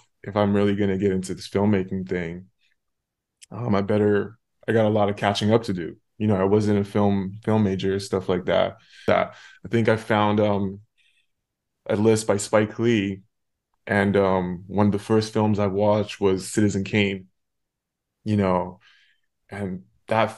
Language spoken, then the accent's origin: English; Canada; I'm from Canada